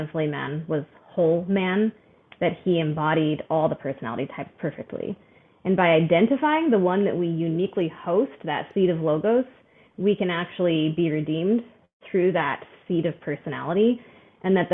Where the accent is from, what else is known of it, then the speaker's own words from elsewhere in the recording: Arizona, United States; also born or lived in New Mexico; I was born in New Mexico, but grew up most of my memorable childhood in Arizona